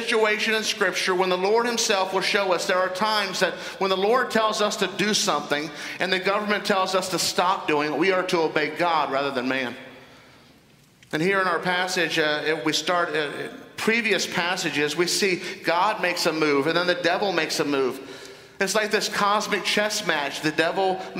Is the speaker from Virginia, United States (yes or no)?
yes; Northern Virginia, United States; I was involved in a civic organization in my hometown in Northern Virginia